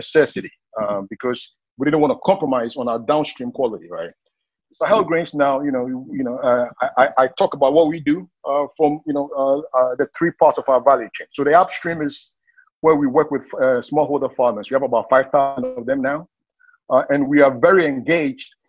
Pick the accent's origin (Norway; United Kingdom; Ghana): Ghana; moved away as an adult; also born or lived in Seattle, United States; I'm originally from Ghana, based in Ghana now. I left for the U.S. after high school